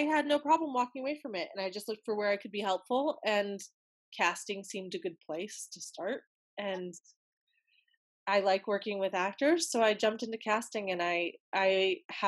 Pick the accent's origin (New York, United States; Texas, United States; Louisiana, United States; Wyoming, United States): Wyoming, United States; I'm from Wyoming